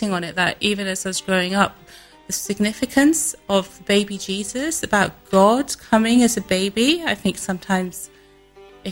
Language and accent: English; United Kingdom; also born or lived in India; I grew up in this country predominantly. We came here when I was 5 years old, so I'm probably more British than I am Indian